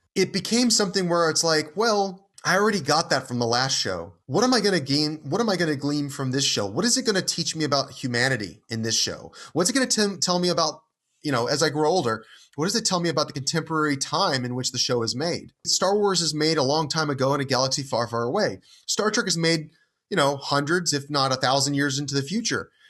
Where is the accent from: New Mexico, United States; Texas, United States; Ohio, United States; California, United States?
Texas, United States; Houston; as a child growing up in Houston, Texas in the nineteen nineties